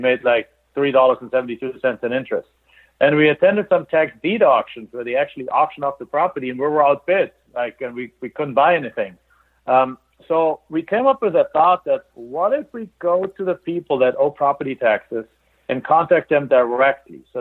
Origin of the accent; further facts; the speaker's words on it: Germany; English is a second language; moved away as an adult; now in United States; We're immigrants I'm from Germany.